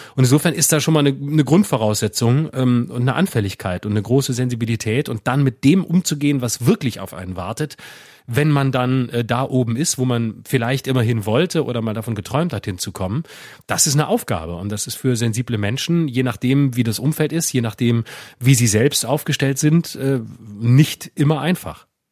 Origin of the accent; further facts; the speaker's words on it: Freiburg, Baden-Württemberg, Germany; wir, wir kommen ja beide aus Freiburg